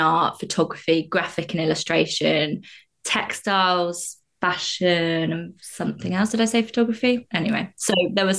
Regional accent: Staplehurst, South East England, United Kingdom; also born or lived in Stockport; grew up in a village called Staplehurst in Kent

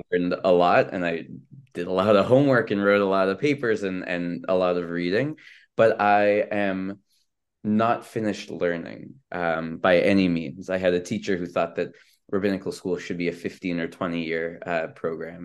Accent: Vancouver, British Columbia, Canada; moved away as an adult; also born or lived in Israel; I grew up in Vancouver, B C, um, and so, uh, you know, I came here as an international student

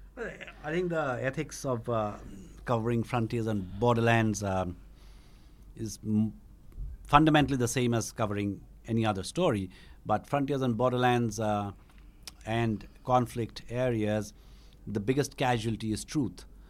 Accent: Shillong, Meghalaya, India; moved away; also born or lived in Eastern Bengal; I grew up in Shillong, which is actually Khasi Hills, but, uh, there was a large Bengali population there

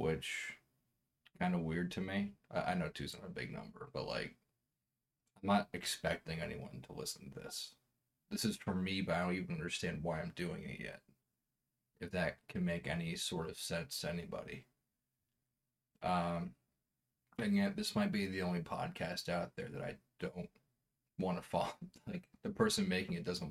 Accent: East Coast, United States; moved away as an adult; where I grew up on the East Coast.

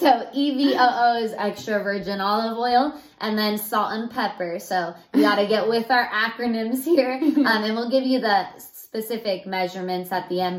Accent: Central Valley, California, United States; we are literally from the Central Valley, mm-hmm. um, and that's where we live

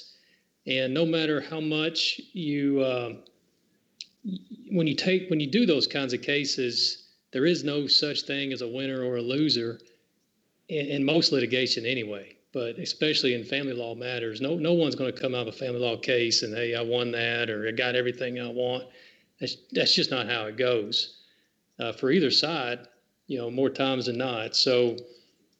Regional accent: Franklin, Tennessee, United States; moved away as an adult; also born or lived in Montgomery, Alabama; now in Murfreesboro, United States; Born and raised in Franklin, Tennessee.

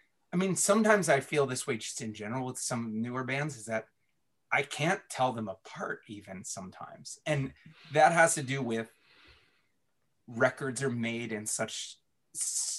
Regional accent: Washington, District of Columbia, United States; also born or lived in Baltimore, Maryland; growing up in DC where like, you know, emo was born

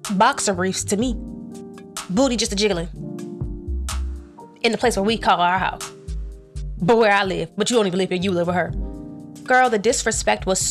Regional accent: North Carolina, United States; moved away; I came from North Carolina.

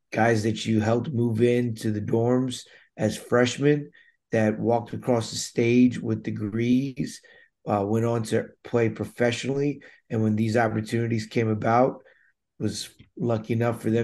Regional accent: Damascus, Maryland, United States; I grew up in Montgomery County, Maryland, Damascus, Maryland, to be exact

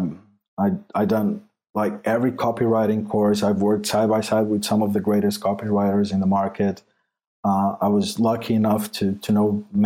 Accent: Portugal; English is a second language; I'm not English, I'm Portuguese. So English is not my first language.

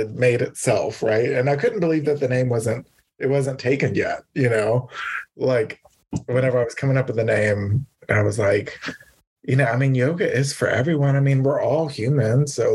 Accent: Louisiana, United States; now in Texas, United States; I'm from Louisiana

